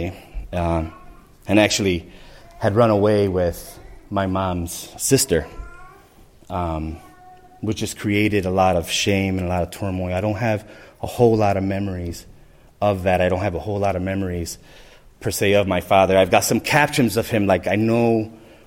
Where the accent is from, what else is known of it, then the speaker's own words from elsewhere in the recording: Chicago, Illinois, United States; as a small Puerto Rican family growing up in the Humboldt Park area, we moved around a lot